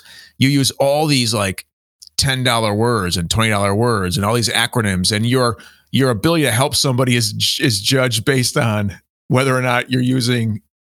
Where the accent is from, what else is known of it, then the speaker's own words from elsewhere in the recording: Buffalo, New York, United States; moved away as an adult; also born or lived in Boston, Massachusetts; now in Columbus, United States; I moved from Buffalo where I had been raised, fourth generation family business restaurant